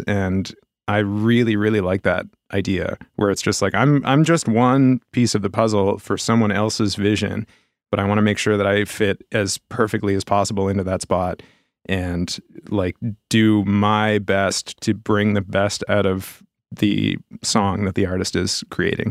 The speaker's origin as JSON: {"language": "English", "town": "Halifax", "region": "Nova Scotia", "country": "Canada", "tie": "born or raised there", "also_born_or_lived": "Brookfield / Montreal", "said": "I grew up here in Halifax."}